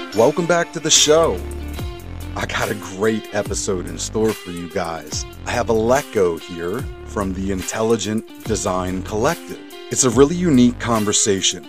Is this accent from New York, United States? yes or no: no; Montgomery County, suburbs of Philadelphia, Pennsylvania, United States; now in Reading, United States; I grew up in Montgomery County, which is like the suburbs of Philadelphia